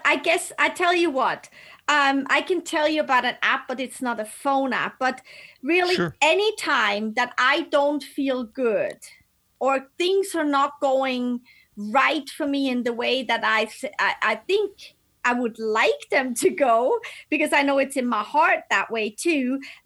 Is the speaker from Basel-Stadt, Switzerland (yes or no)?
yes; Basel, Basel-Stadt, Switzerland; moved away; I grew up in Basel, and it's right on the border to France and Germany